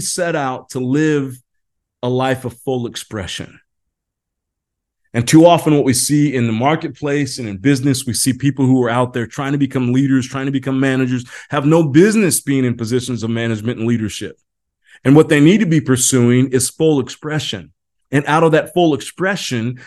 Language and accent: English; Indiana, United States; moved away; I grew up in Indiana, basketball, Hoosier country